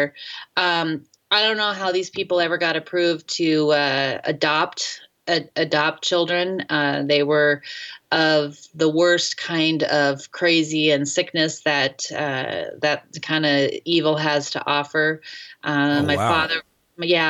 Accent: North Idaho, United States; also born or lived in Seoul, South Korea / Detroit; I was raised in North Idaho in the 80s

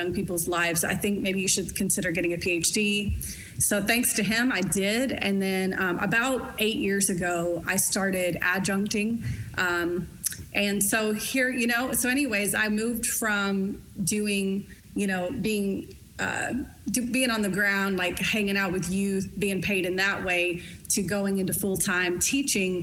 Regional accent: Lexington, Kentucky, United States; moved away as an adult; also born or lived in Oklahoma / Los Angeles / Pasadena / Burbank; I grew up in Kentucky. I grew up in Eastern Kentucky.

